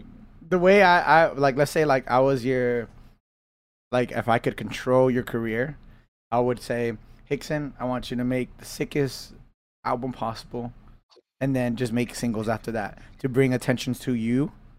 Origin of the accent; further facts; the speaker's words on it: California, United States; That's just because I'm from the South Bay.